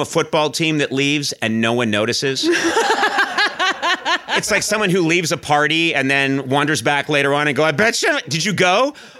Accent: Boston, Massachusetts, United States; moved away as an adult; now in Los Angeles, United States; I didn't grow up in a town like this. I grew up in Boston, Massachusetts.

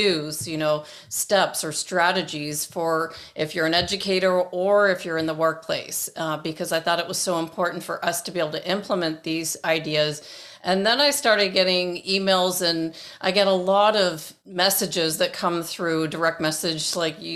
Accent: Toronto, Ontario, Canada; moved away; where I grew up in Toronto

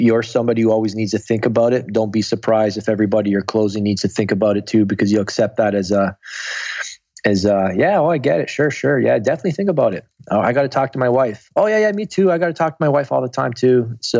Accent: Guelph, Ontario, Canada; now in Toronto, Canada; Guelph, Ontario.

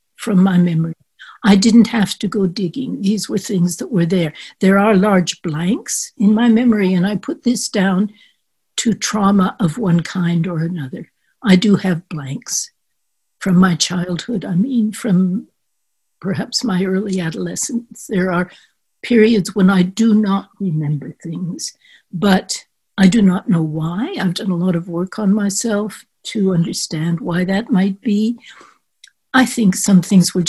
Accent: Canada; moved away as an adult; also born or lived in France; growing up in Canada

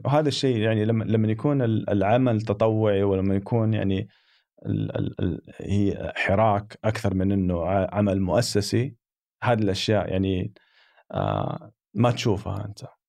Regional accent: Saudi Arabia; احنا محظوظين يعني كسعوديين

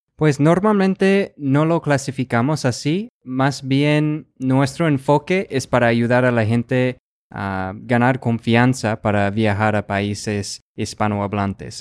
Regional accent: Rochester, Minnesota, United States; first language English; Spanish is a second language; yo soy de Rochester, Minnesota

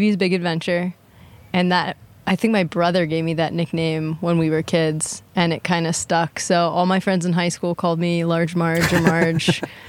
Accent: Erie, Pennsylvania, United States; I am from Erie, Pennsylvania.

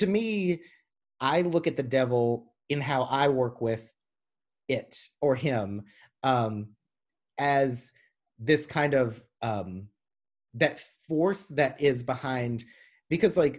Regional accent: the South, United States; I'm from the South

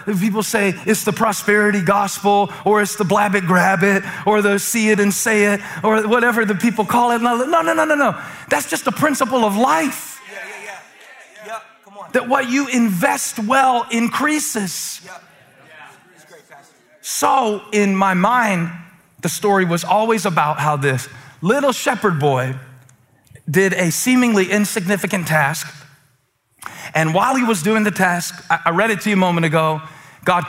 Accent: Moncks Corner, South Carolina, United States; I grew up in Monk's Corner

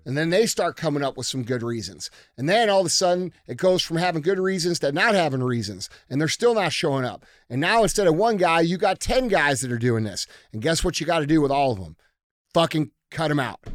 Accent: United States; as American citizens

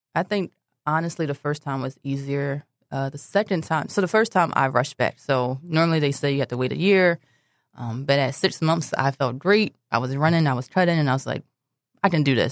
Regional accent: Philadelphia, Pennsylvania, United States; also born or lived in Delaware; I grew up in Philadelphia, but for some reason in eighth grade, I went to school in Delaware

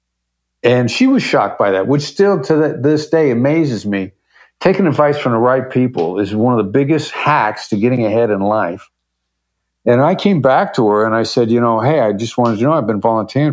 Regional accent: Iowa, United States; moved away as an adult; I grew up in Iowa.

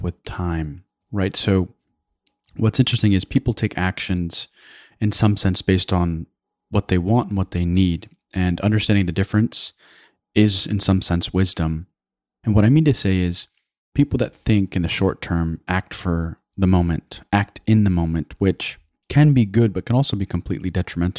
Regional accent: Afghanistan; now in United States; I hail from Afghanistan, and here I was always othered, in particular as it pertains to our background as Muslim Americans

